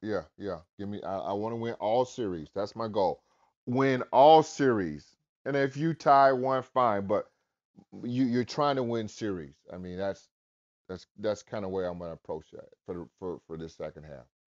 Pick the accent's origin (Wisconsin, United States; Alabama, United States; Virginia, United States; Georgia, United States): Georgia, United States; Albany; growing up in Albany